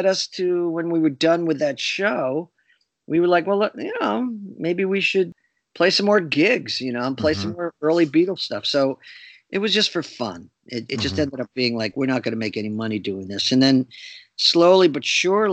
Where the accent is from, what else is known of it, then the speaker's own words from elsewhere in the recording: New Brunswick, New Jersey, United States; a theater in my hometown of New Brunswick, New Jersey